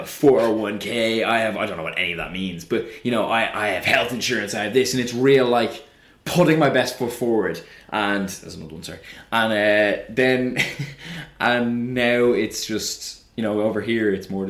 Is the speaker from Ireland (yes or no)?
yes; Ireland; now in London, United Kingdom; as an Irish person